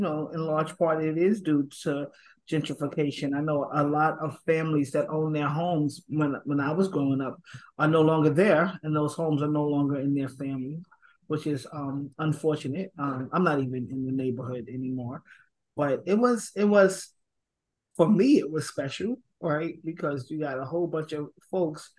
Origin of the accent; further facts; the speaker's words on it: New York City, New York, United States; Born and raised in Brooklyn, New York, Bed-Stuy to be exact, with my grandma.